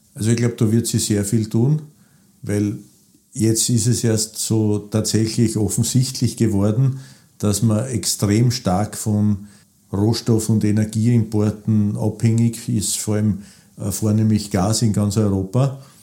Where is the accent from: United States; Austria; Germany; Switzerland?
Austria; Burgenland; ich bin auch Burgenländer